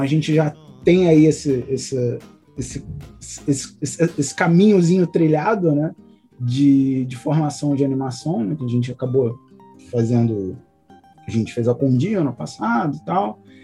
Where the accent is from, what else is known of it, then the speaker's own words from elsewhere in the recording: Rio de Janeiro, Brazil; eu sou aqui do Rio de Janeiro